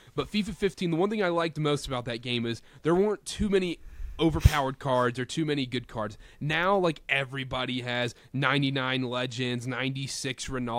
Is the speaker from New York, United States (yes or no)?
no; North Carolina, United States; There was a sweatshop running in my hometown, in my home basement in North Carolina.